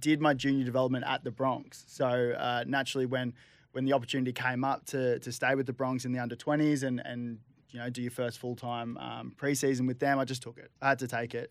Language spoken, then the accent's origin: English; Gold Coast, Queensland, Australia; growing up on the Gold Coast